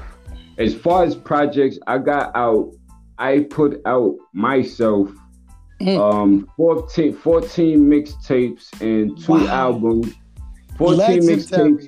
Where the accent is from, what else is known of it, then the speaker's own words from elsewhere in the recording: New York City, New York, United States; growing up in the Bronx